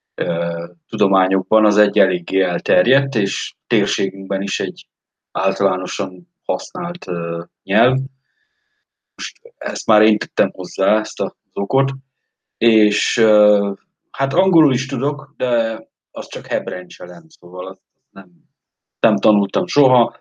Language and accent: Hungarian; Eastern Hungary, Hungary; moved away as an adult; Én Kelet-Magyarországról jövök